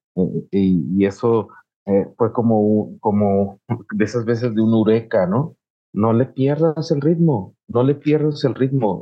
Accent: Morelos, Mexico; nosotros somos morelenses, ¿no? Del estado de Morelos

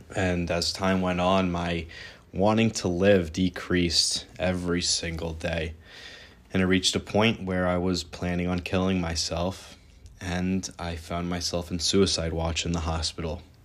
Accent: New York, United States; also born or lived in Ra'anana, Israel / Southern Utah; I was born in Ra'anana, Israel. At the age of one, I moved to New York

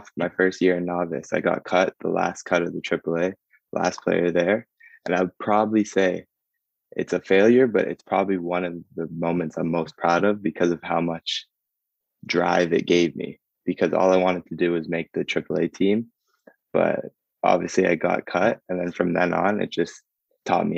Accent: Ajax, Ontario, Canada; I'm from the small town of Ajax

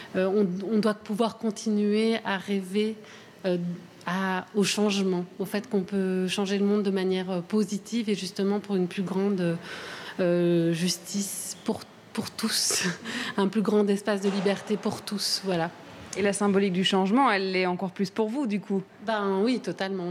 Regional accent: Brussels, Brussels-Capital Region, Belgium; je suis bruxelloise

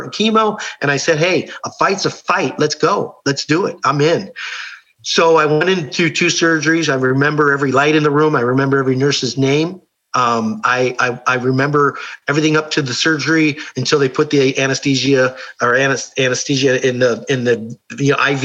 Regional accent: Ohio, United States; I grew up Catholic in Ohio.

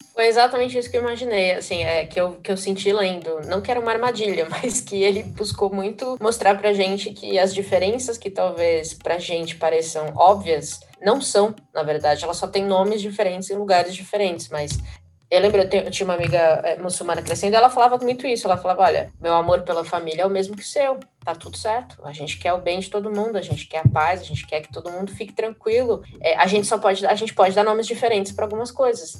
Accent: Brazil; nós como brasileiros

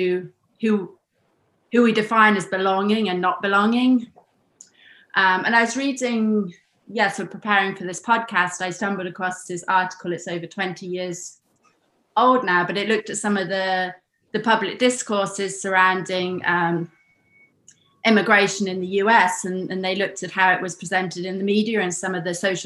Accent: United Kingdom; moved away as an adult; also born or lived in United States; now in Germany; I lived in the US for 10 years. I was born in Britain, and now I live in Germany.

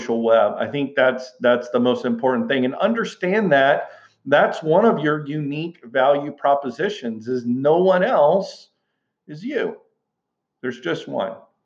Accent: Houston, Texas, United States; growing up in Houston, Texas, I came from a long line of teachers

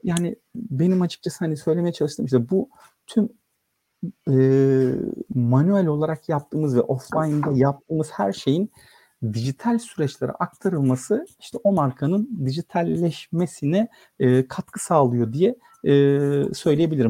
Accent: Istanbul, Turkey; also born or lived in Samsun; İstanbul'da doğdum 1979 yılında. E, Samsunluyum aslen.

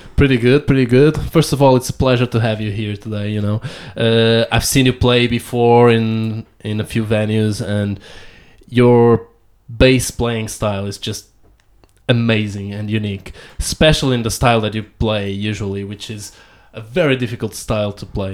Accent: Amadora, Lisbon, Portugal; where I was born and where where I grew up in Amadora

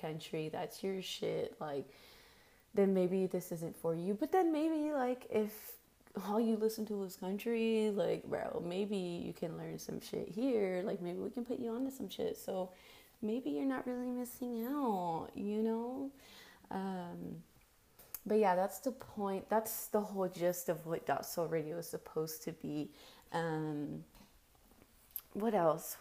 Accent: Dallas, Texas, United States; I was born and raised in Dallas, actually, Oak Cliff, Texas

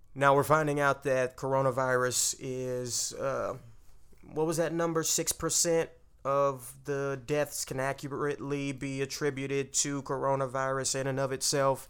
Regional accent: Texas, United States; I'm from Texas

